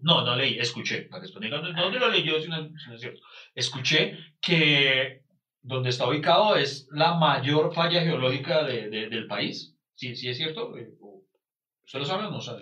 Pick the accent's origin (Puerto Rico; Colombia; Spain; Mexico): Colombia; Pereira, Risaralda; soy de Pereira